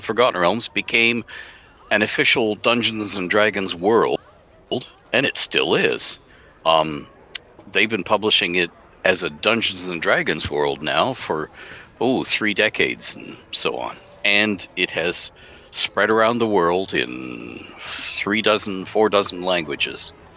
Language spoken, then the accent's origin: English; Canada; I'm Canadian